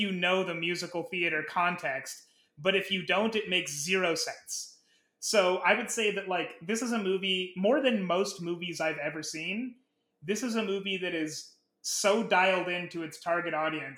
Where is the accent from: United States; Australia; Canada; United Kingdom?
United States; Nebraska; growing up in Nebraska around that time